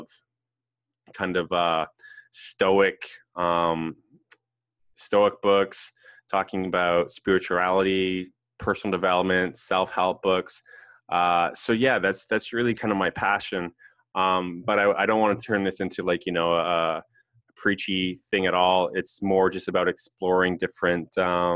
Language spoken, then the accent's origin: English; West Coast, Canada; I'm from Canada. I'm Canadian.